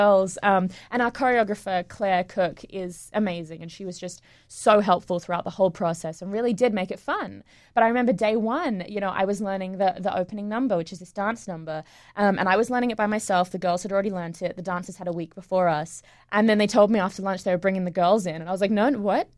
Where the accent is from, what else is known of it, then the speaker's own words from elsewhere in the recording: Sydney, New South Wales, Australia; moved away as an adult; also born or lived in England; now in New York, United States; I was born in England, um, and when I was eight, I moved to Sydney, um, to Australia. And, um, went to high school there